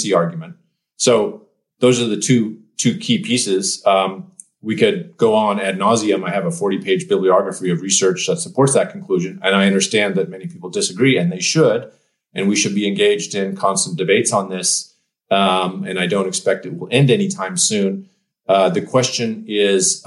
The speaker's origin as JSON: {"language": "English", "region": "Western Canada", "country": "Canada", "moved": "yes", "lives_now": "Portland, United States", "said": "ended up here in beautiful Portland, since I'm from Western Canada."}